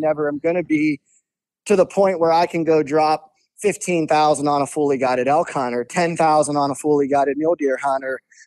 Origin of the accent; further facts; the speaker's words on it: Ohio, United States; growing up in Ohio, I didn't start Western bow hunting until I was in my early 20s